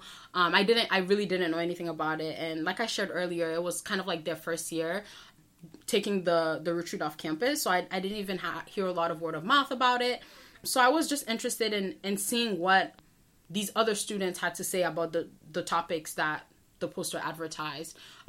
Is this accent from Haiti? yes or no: yes; Port-au-Prince, Ouest, Haiti; now in Brockton, United States; I'm originally from Port-au-Prince, Haiti in Brockton, Massachusetts.